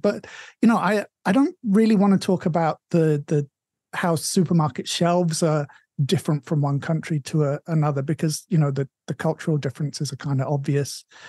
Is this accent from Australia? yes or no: no; England, United Kingdom; moved away; my hometown is one of those towns. The Tesco is the biggest thing there.